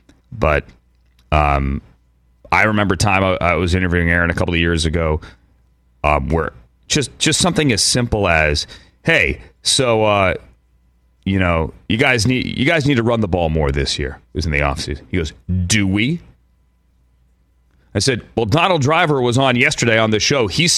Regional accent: Virginia, United States; Full disclosure, as I mentioned earlier, I am from the Commonwealth of Virginia.

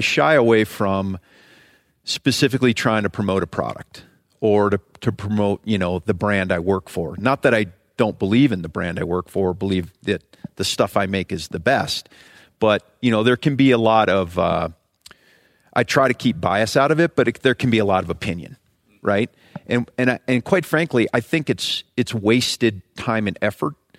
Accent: Ohio, United States; moved away as an adult; I grew up in Ohio

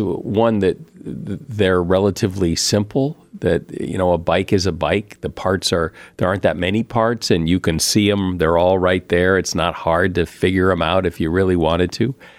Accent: Connecticut, United States; I grew up in the Northeast, in Connecticut mostly

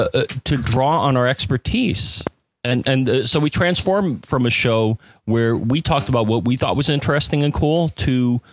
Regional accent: Connecticut, United States; Dave and I grew up in Connecticut in proximity of each other

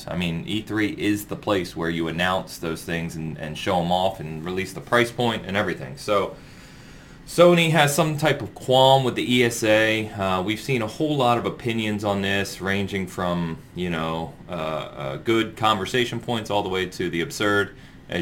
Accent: San Francisco, California, United States; now in Kansas City, United States; I'm from San Francisco

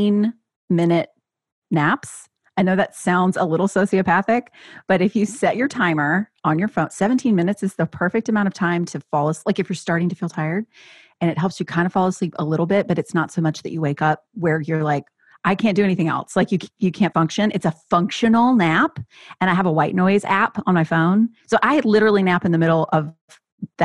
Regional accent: the South, United States; I grew up in the South, evangelical vibe

